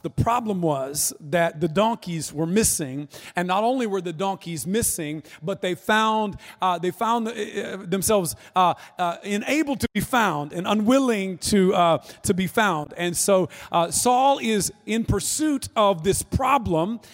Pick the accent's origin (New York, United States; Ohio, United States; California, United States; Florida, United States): Florida, United States; North; I'm from North Florida, which is you know like South Georgia masquerading as Florida